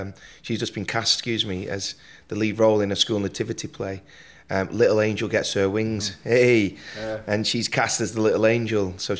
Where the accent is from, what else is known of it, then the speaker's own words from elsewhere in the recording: Burnley, North West England, United Kingdom; I was born in Burnley, Lancashire.